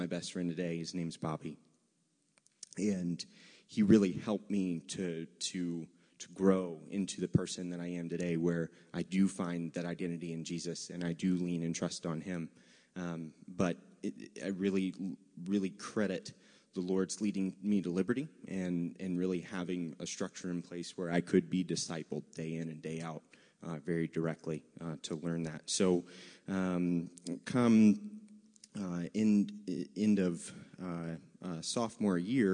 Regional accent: Virginia, United States; I say y'all because I'm from Virginia

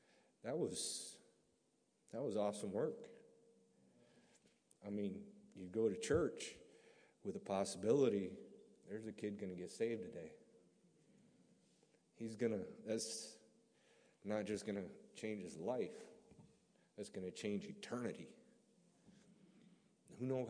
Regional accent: Burt, Michigan, United States; moved away as an adult; now in Latvia; I'm from a small town called Burt, Michigan.

